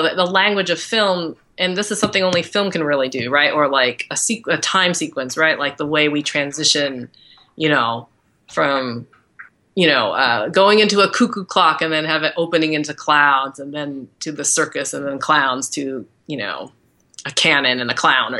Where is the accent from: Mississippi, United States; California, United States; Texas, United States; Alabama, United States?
California, United States; Agoura Hills; moved away as an adult; also born or lived in East Coast; now in Los Angeles, United States; I'm an LA girl. I grew up in Agora Hills. So I'm from Southern California